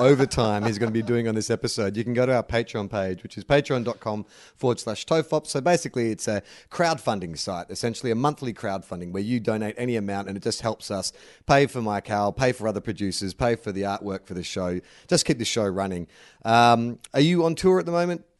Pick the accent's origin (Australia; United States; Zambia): Australia; I'm Australian